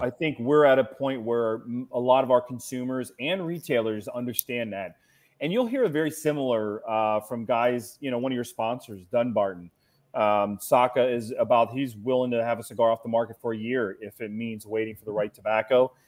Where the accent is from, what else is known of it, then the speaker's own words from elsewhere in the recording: Cincinnati, Ohio, United States; I'm from Cincinnati, Ohio